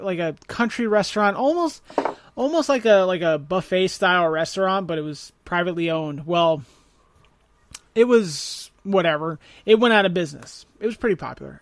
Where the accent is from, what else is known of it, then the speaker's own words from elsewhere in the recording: Blairstown, New Jersey, United States; moved away as an adult; I grew up in Warren County, um, three, two traffic lights, three pizza places